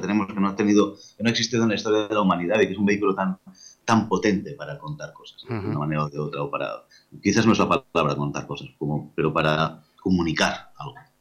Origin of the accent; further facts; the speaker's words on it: Lleida, Catalonia, Spain; Soy de Mérida, con lo cual soy, bilingüe de catalán-castellano